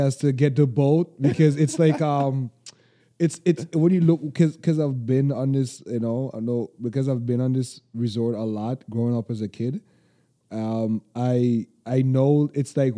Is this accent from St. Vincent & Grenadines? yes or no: yes; St. Vincent & Grenadines; now in Toronto, Canada; where are you from? St. Vincent